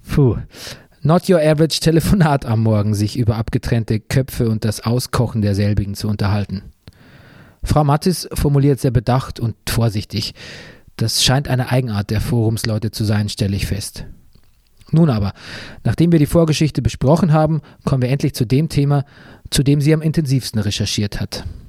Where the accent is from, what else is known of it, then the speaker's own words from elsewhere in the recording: Bavaria, Germany; moved away; meiner alten Heimat Bayern